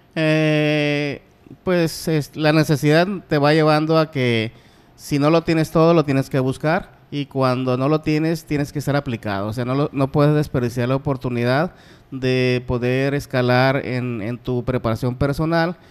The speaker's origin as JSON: {"language": "Spanish", "town": "Guamúchil", "region": "Sinaloa", "country": "Mexico", "tie": "born or raised there", "also_born_or_lived": "Culiacán", "said": "donde nacimos nosotros, que es en Guamuchil, Sinaloa"}